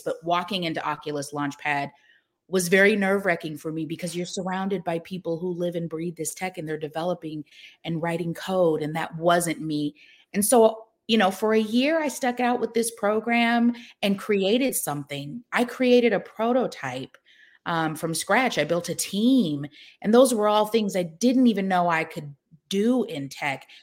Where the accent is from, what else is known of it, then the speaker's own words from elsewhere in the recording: Seattle, Washington, United States; moved away as an adult; now in Atlanta, United States; I grew up in Seattle